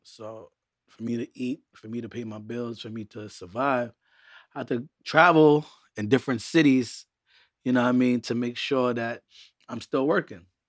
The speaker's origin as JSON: {"language": "English", "town": "New York City", "region": "New York", "country": "United States", "tie": "born or raised there", "also_born_or_lived": "Montreal, Canada / Trinidad (family origin)", "said": "my mother migrated to Brooklyn, where she took me and my brother"}